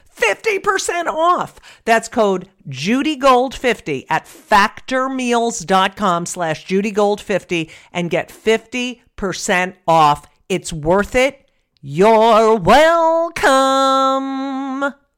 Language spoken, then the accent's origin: English; Clark, New Jersey, United States; born or raised there; moved away